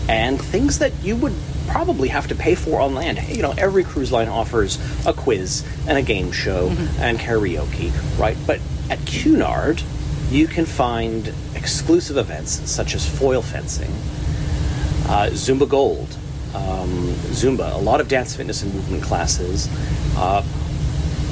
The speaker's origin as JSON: {"language": "English", "region": "Saskatchewan", "country": "Canada", "tie": "born or raised there", "moved": "yes", "lives_now": "Calgary, Canada", "said": "I'm a Saskatchewan born and raised"}